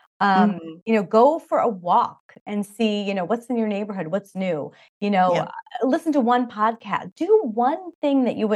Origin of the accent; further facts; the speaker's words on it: Long Island, New York, United States; moved away; we grew up in Long Island, New York, and whoever knows that area, it's really funny. The New York accents are very thick.